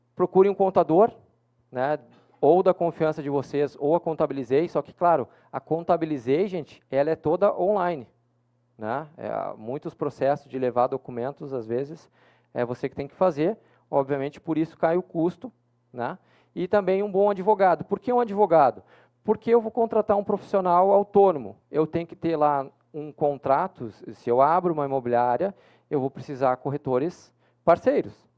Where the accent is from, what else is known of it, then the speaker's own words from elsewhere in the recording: Porto Alegre, Rio Grande do Sul, Brazil; eu que sou de Porto Alegre